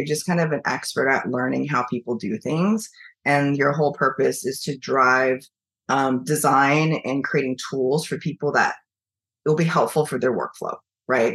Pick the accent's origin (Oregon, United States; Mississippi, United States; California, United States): Oregon, United States; Eugene; moved away as an adult; also born or lived in China / Washington State / San Francisco; now in New York, United States; I grew up in Eugene